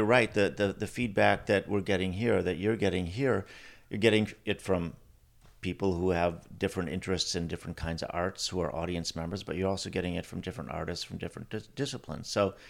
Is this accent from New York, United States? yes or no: no; Milwaukee, Wisconsin, United States; Yeah, I grew up first in the Milwaukee area, and then my parents moved to a farm when I was 12 years old, an hour outside of Milwaukee.